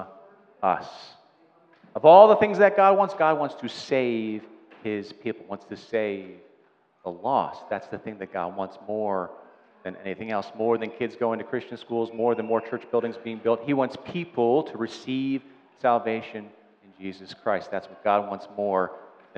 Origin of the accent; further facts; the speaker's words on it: Delaware County, Pennsylvania, United States; We're all from Delco